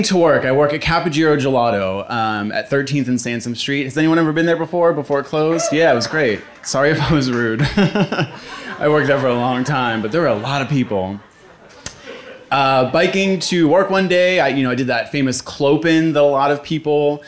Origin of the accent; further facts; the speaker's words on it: Philadelphia, Pennsylvania, United States; I was born and raised in Fishtown